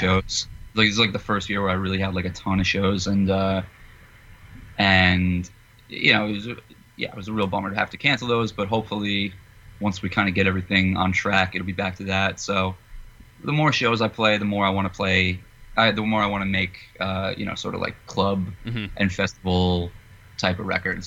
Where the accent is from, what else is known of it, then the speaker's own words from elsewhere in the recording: New Jersey, United States; I grew up in Jersey